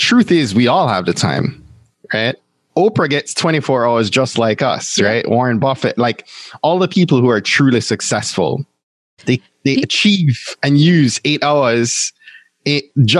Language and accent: English; Jamaica; And then there's me being a Jamaican and adding two more jobs to that.